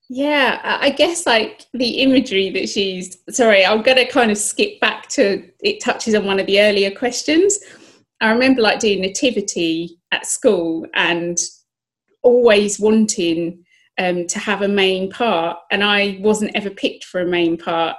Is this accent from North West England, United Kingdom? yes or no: no; Kent, South East England, United Kingdom; first language English; also born or lived in southeast London; I was born in Kent, uh, southeast England